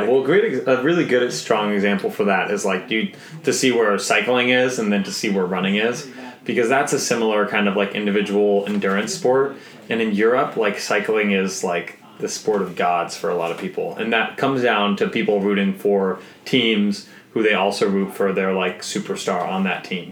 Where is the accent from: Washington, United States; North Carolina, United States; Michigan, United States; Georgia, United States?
Washington, United States; Seattle; being a Boy Scout growing up in Seattle